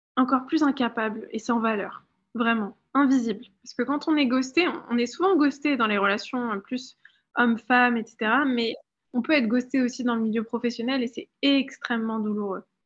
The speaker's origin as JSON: {"language": "French", "country": "France", "tie": "born or raised there", "also_born_or_lived": "London", "moved": "as an adult", "said": "j'ai grandi en France"}